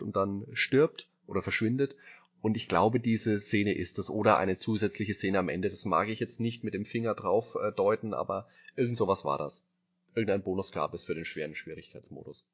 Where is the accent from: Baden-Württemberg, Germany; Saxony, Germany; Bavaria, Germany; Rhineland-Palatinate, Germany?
Bavaria, Germany; ich komme aus Bayern